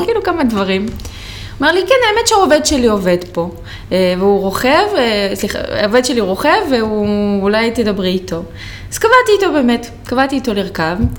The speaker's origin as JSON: {"language": "Hebrew", "town": "Rehovot", "region": "Central District", "country": "Israel", "said": "אני מרחובות"}